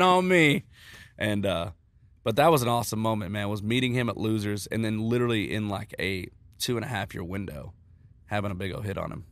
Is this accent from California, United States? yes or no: no; Texas, United States; moved away as an adult; now in Nashville, United States; growing up in Texas